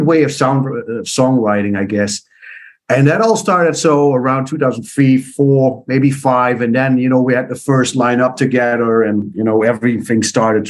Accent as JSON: {"language": "English", "area": "east part of the Netherlands", "region": "eastern Netherlands", "country": "Netherlands", "tie": "born or raised there", "first_language": "Dutch", "second_language": "English", "said": "my roots are the east part of the Netherlands, which is more a farmer area"}